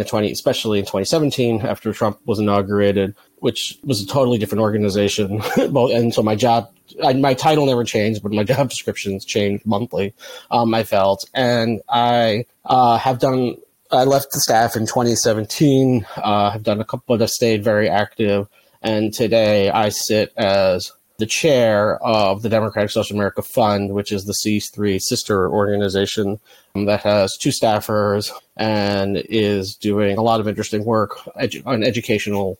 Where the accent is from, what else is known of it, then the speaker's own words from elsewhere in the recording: New York City, New York, United States; now in Brooklyn, United States; I am calling in from Brooklyn, New York, but I'm from the other borough over in Manhattan